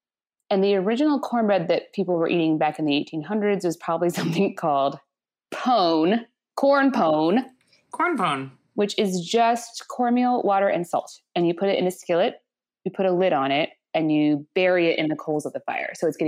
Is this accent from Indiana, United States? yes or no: yes; Indiana, United States; I'm from the North, or as some people call Indiana, the northernmost Confederate state.